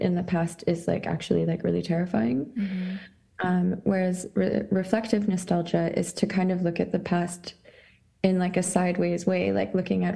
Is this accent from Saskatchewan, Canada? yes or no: yes; Saskatchewan, Canada; moved away as an adult; also born or lived in Montreal, Canada; now in Scotland, United Kingdom; I consider myself Ukrainian, but born in Saskatchewan on Treaty 4 territory, based in Scotland.